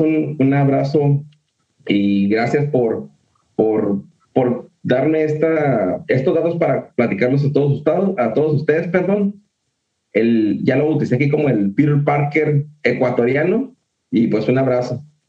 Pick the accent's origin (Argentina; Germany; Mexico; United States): Mexico; de donde venimos de México